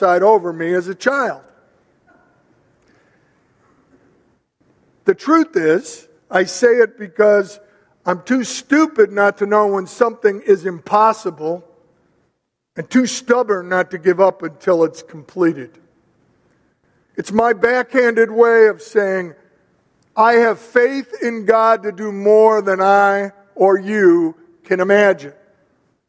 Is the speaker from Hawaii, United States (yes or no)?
no; Chicago, Illinois, United States; moved away; also born or lived in Berwyn, Illinois; I come from Chicago and then Berwyn. And of course, that's a different culture where I came from than it is out here